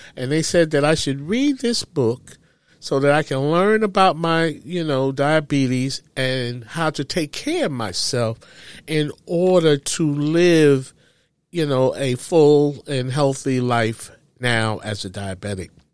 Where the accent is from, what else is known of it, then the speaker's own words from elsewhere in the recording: New York City, New York, United States; I loved growing up in Harlem